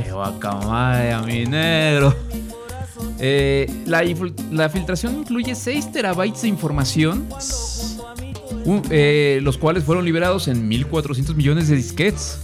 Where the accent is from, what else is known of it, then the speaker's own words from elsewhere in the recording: Guanajuato, Mexico; estamos acá de regreso en, nuestro ranchito, pues aquí en, el, en el Guanajuato querido, ¿no? En el terruño